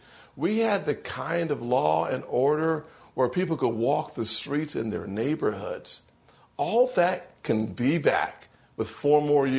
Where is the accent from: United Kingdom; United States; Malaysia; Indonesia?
United States; South Carolina; President Trump will win my home state of South Carolina.